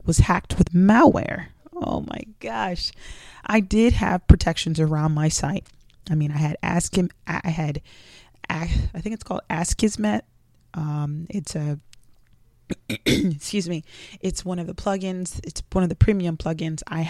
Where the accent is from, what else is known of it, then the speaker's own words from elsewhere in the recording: South Florida, United States; also born or lived in Jamaica; I was raised in South Florida